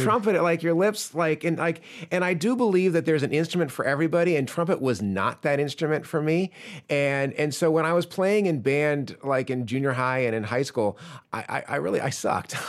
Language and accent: English; Chapel Hill, North Carolina, United States; moved away; also born or lived in Ireland; I grew up in Chapel Hill, which is where U N C is